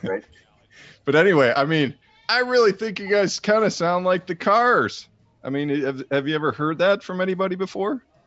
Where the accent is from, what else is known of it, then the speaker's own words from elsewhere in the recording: Chicago, Illinois, United States; I'm from Chicago.